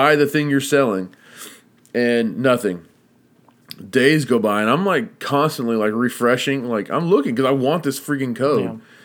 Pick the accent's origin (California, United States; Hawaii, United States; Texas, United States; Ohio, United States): Texas, United States; I'm Texan